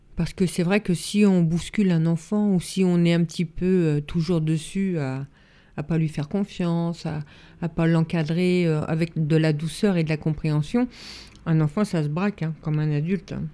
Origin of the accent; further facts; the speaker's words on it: Yvelines, Île-de-France, France; j'ai grandi dans un petit village des Yvelines.